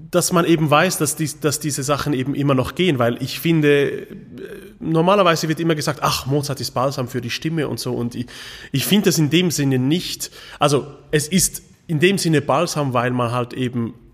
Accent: Switzerland; Und ich bin Schweizer durch und durch, wirklich.

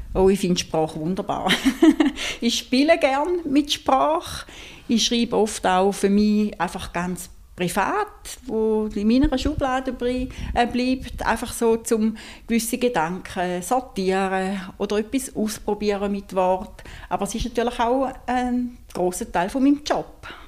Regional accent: St. Gallen, Switzerland; Ich komme aus St. Gallen

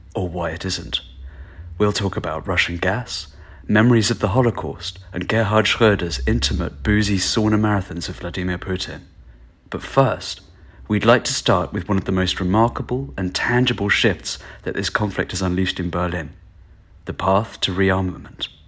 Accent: United Kingdom; as a British journalist

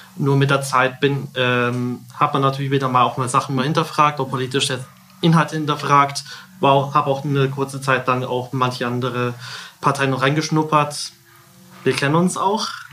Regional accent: Kolbermoor, Bavaria, Germany; komme aus Kolbermoor

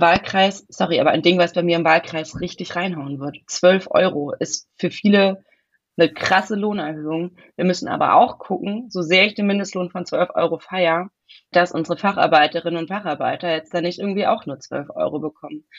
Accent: Hesse, Germany; moved away as an adult; also born or lived in Heidelberg, Baden-Württemberg / Bavaria; now in Western Pomerania, Germany; ich bin in Heidelberg geboren, ich bin in Hessen aufgewachsen, ich habe in Bayern studiert

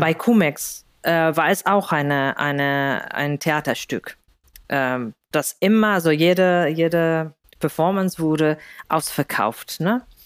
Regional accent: Spain; German is a second language; moved away as an adult; also born or lived in Greece; now in Berlin, Germany; ich komme aus Spanien

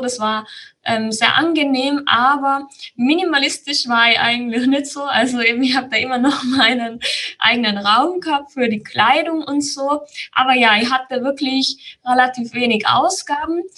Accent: Tyrol, Austria; Ich bin aus Tirol. Das hört man, denke ich, auch sehr schnell an meiner Stimme

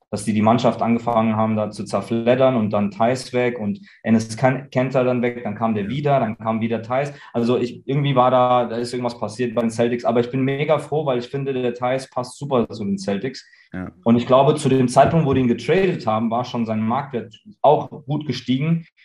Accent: Germany; born there; ich bin hier geboren in Deutschland und ähm, mir fehlt es einfach hier.

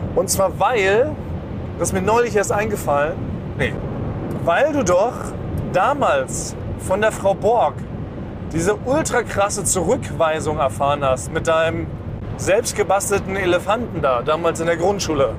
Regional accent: Berlin, Germany; in Weißensee, da wo ich aufgewachsen bin, in Berliner Stadtteil Weißensee

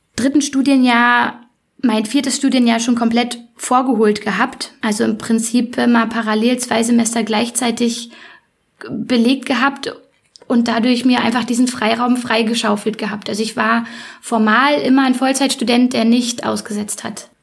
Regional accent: Berlin, Germany; moved away as an adult; now in Leipzig, Germany; erstmal bin ich ein Ur-Berliner, so richtig echter, gebürtiger Prenzelberger

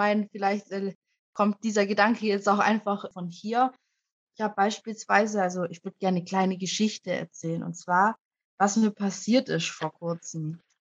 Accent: Germany; ich komme nicht aus Afrika, ich komme aus Deutschland.

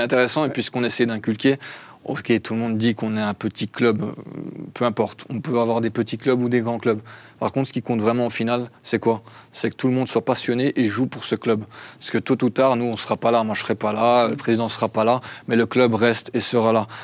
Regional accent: Belgium; now in Lausanne, Switzerland; je suis belge à la base, donc belgo-arménien

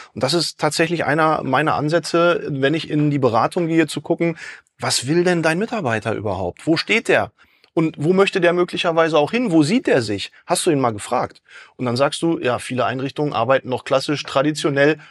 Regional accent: Dortmund, North Rhine-Westphalia, Germany; ich komme aus Dortmund

